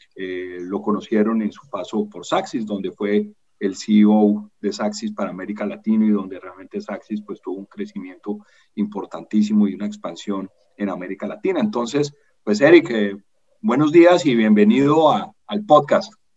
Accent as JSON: {"language": "Spanish", "country": "Colombia", "said": "yo soy colombiano"}